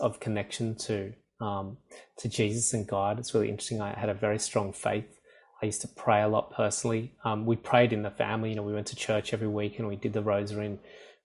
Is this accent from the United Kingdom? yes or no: no; rural area about 2 hours outside Sydney, New South Wales, Australia; I'm from Sydney, Australia. I'm currently in Sydney, Australia. I grew up on a small country farm about 2 hours outside of Sydney